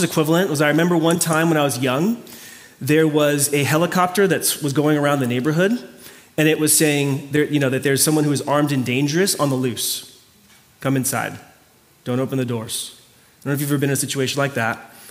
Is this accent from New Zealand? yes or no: no; Mayagüez, Puerto Rico; moved away; My hometown is called Mayagüez